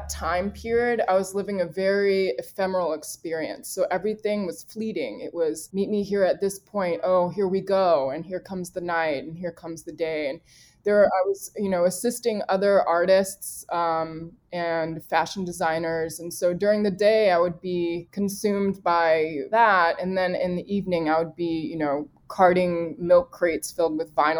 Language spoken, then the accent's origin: English; Richmond, Virginia, United States; now in New York, United States; I grew up in Richmond, Virginia